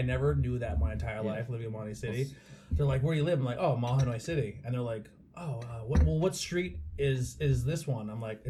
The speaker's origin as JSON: {"language": "English", "area": "Schuylkill County", "region": "Pennsylvania", "country": "United States", "said": "I'm from Schuylkill County"}